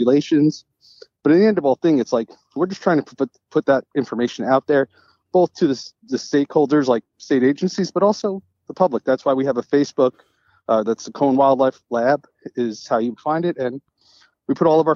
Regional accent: New York, United States; moved away; also born or lived in Tennessee; I'm originally from New York

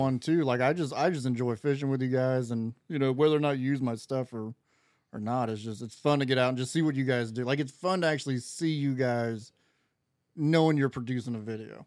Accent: Florida, United States; I'm from Florida.

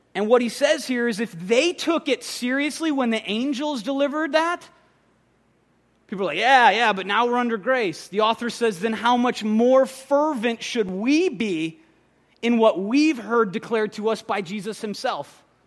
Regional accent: Minnesota, United States; moved away; I'm from Minnesota

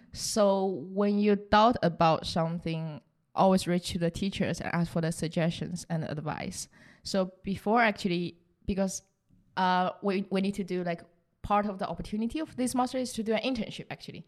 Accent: southern China, China; English is a second language; moved away as an adult; also born or lived in Rotterdam, Netherlands; now in Netherlands; I was born in the south of China, so actually really close to Vietnam.

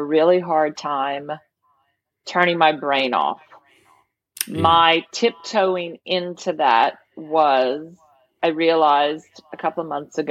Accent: the South, United States; now in Louisiana, United States; people are going to know I'm from the South because I have a porch

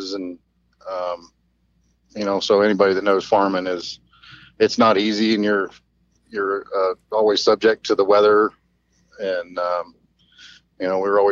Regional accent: Myakka City, Florida, United States; also born or lived in Bradenton, Florida / Wauchula, Florida; I was born in Bradenton, Florida, raised there for a while, and then ended up growing up in Myakka, Florida

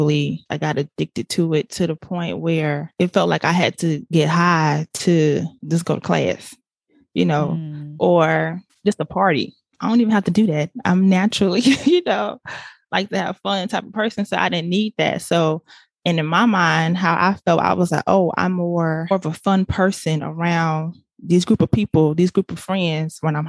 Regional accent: Riviera Beach, Florida, United States; now in Orlando, United States; born and raised in Riviera Beach, Florida. Right now, I reside in Orlando.

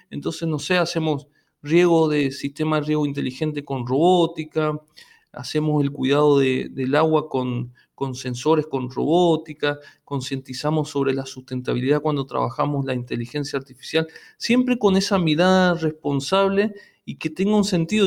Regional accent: interior of Corrientes, Argentina; moved away as an adult; now in Corrientes, Argentina; yo soy del interior de Corrientes y y vine a estudiar a Corrientes Capital y, me quedé acá

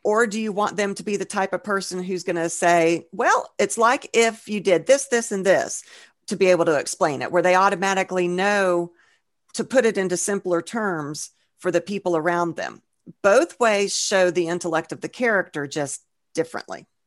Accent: Georgia, United States; we're from Georgia, so we're country bumpkins, too

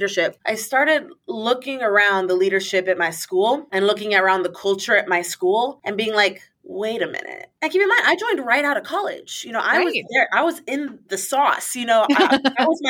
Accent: Puerto Rico; moved away as an adult; I'm from Puerto Rico

